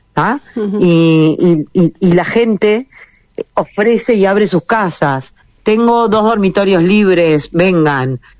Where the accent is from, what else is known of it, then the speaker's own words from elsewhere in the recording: Uruguay; moved away as an adult; now in Israel; como yo me crié en Uruguay